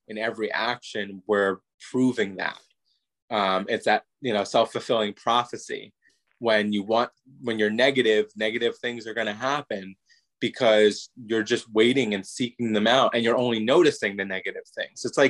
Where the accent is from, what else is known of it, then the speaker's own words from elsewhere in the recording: New York, United States; also born or lived in Florida; now in California, United States; I'm originally from New York, but I was living in Florida as a teenager